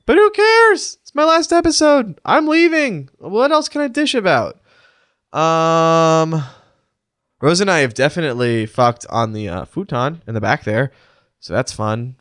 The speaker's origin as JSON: {"language": "English", "town": "Edmond", "region": "Oklahoma", "country": "United States", "tie": "born or raised there", "said": "My hometown of Edmond, Oklahoma"}